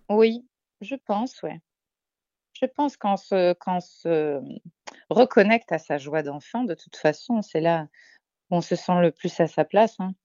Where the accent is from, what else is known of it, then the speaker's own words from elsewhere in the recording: Marseille, Provence-Alpes-Côte d'Azur, France; moved away; on est des Marseillaises à la base